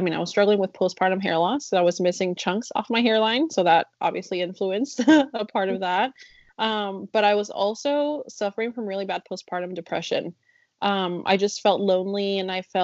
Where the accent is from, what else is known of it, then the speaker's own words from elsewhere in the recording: Chicago, Illinois, United States; first language Spanish; English is a second language; also born or lived in Mexico; now in Kentucky, United States; I grew up in Chicago